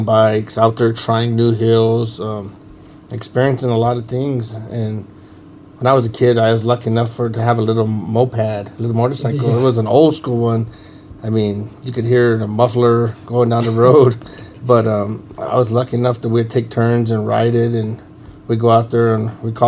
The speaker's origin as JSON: {"language": "English", "town": "Mescalero", "region": "New Mexico", "country": "United States", "tie": "born or raised there", "said": "I grew up here in Mescalero all my life"}